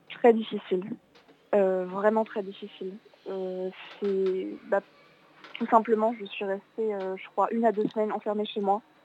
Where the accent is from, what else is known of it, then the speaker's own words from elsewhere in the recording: Alsace, Grand Est, France; moved away; je viens, d'Alsace à la base